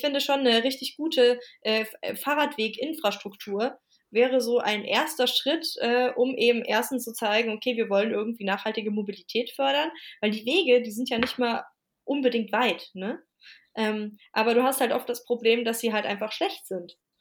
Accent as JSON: {"language": "German", "town": "Wiesbaden", "region": "Hesse", "country": "Germany", "tie": "born or raised there", "moved": "as an adult", "lives_now": "Leipzig, Germany", "said": "zu Wiesbaden, das ist meine Heimatstadt und da sitze ich auch gerade, weil ich hier bei meinen Eltern zu Besuch bin"}